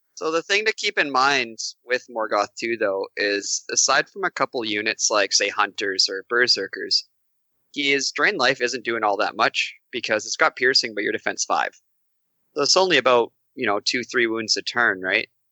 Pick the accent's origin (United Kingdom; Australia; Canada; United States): Canada; I'm from Canada